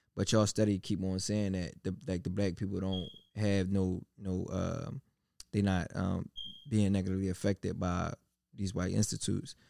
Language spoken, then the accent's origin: English; United States; born or raised there